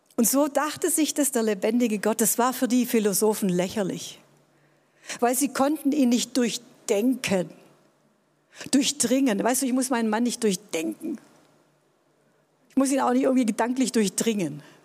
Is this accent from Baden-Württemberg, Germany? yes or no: yes; Tübingen, Baden-Württemberg, Germany; ich bin in Tübingen groß geworden, war hier auf einem humanistischen